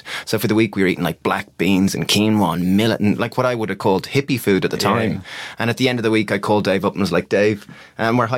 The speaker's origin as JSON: {"language": "English", "country": "Ireland", "tie": "born or raised there", "said": "we grew up in Ireland eating the standard meat and two veg diet"}